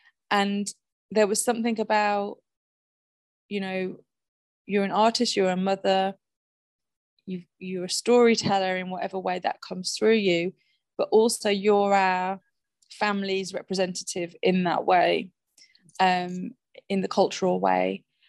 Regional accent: West Midlands, United Kingdom; I'm originally from the West Midlands. My original accent is a lot different to the voice I use today.

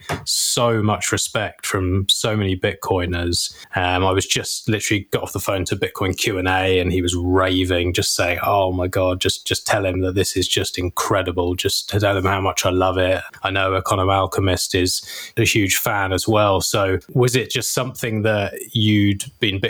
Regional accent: England, United Kingdom; I'm from England

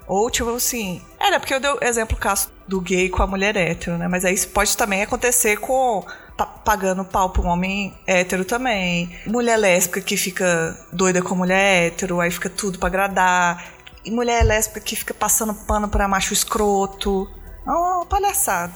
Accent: Belo Horizonte, Minas Gerais, Brazil; eu também não sou de São Paulo, não, sou de Belo Horizonte

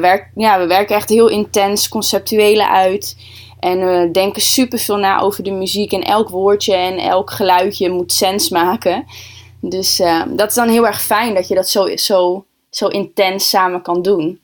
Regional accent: Groningen, Netherlands; Ik kom uit Groningen.

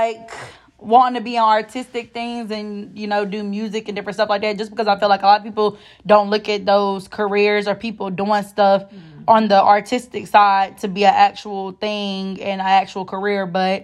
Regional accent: Detroit, Michigan, United States; now in Durham, United States; I'm from Detroit

